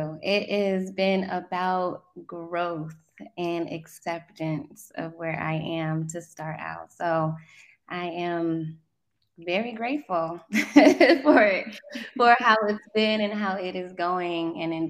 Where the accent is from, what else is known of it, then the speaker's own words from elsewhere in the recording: South Korea; Honestly, I was raised in Korea, and I'm a military child.